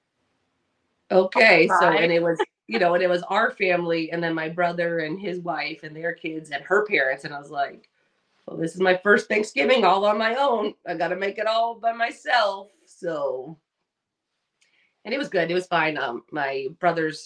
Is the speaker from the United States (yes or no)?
yes; Southern California, United States; I'm a Rose Parade girl because I grew up in Southern California.